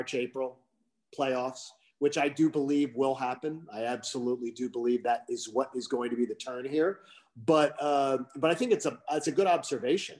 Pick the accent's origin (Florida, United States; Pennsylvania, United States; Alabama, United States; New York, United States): Pennsylvania, United States; now in Georgia, United States; my home state of Pennsylvania